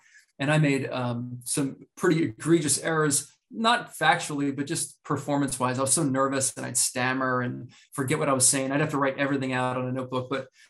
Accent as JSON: {"language": "English", "town": "New Egypt", "region": "New Jersey", "country": "United States", "tie": "born or raised there", "also_born_or_lived": "Piscataway, New Jersey", "said": "I grew up in New Egypt, New Jersey, which is like the geographical center."}